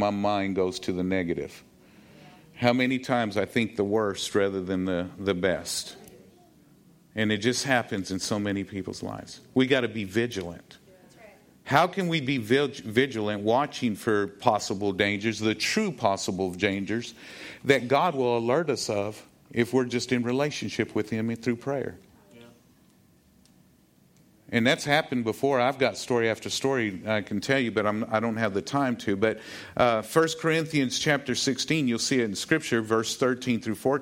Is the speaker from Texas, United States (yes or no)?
yes; Texas, United States; I'm a Texan